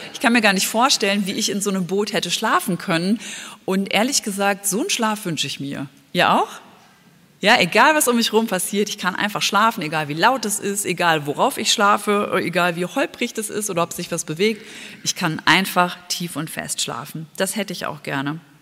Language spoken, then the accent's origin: German; Germany; bei uns in Deutschland